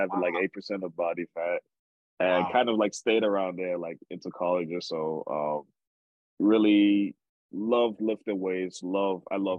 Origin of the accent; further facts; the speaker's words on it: Nigeria; moved away; going back to Nigeria is always memorable for me